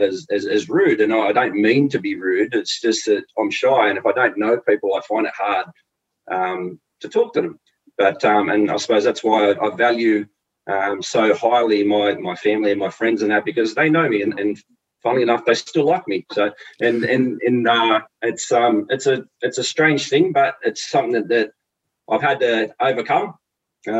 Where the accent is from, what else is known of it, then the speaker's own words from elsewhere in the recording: Sydney, New South Wales, Australia; I grew up in Lethbridge Park with a great family